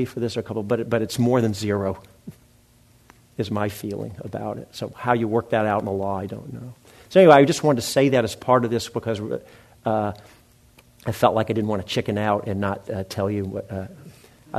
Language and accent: English; Memphis, Tennessee, United States; moved away; my hometown, Memphis, Tennessee